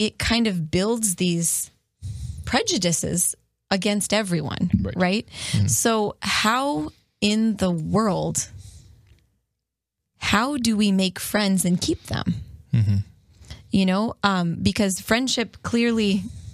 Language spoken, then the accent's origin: English; Perrysburg, Ohio, United States; moved away as an adult; also born or lived in Steubenville, Ohio; when we moved from Steubenville to Perrysburg, I was lonely. You know, I'm an extrovert and I grew up in this area